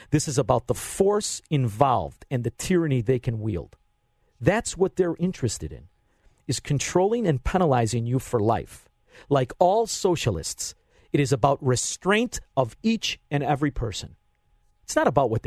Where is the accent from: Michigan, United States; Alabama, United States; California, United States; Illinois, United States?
Illinois, United States; Chicago; being from Chicagoland.